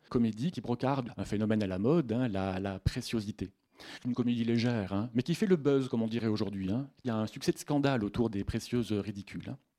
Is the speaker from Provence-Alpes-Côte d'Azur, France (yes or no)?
yes; Sisteron, Provence-Alpes-Côte d'Azur, France; accent: Midi (southern French); now in Toulouse, France; vous entendrez à mon accent je suis quand même du Midi, même si je ne sais pas du Midi toulousain, mais du Sud-Est, donc de la Haute-Provence de Sisteron